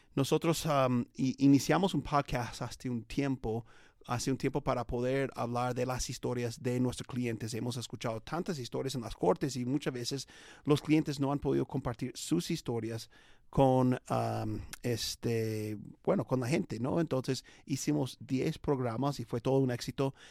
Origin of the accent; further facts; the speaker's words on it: United States; Spanish is a second language; Es un americano como yo que habla español